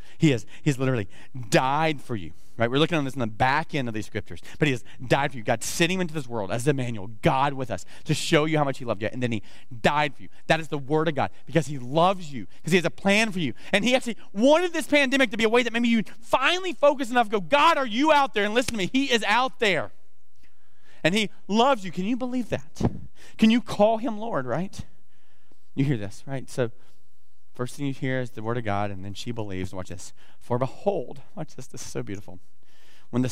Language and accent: English; the South, United States; I almost said blessings, like I'm from the South, right?